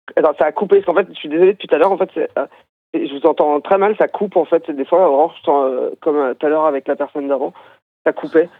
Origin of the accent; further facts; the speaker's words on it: Brittany, France; je viens de Bretagne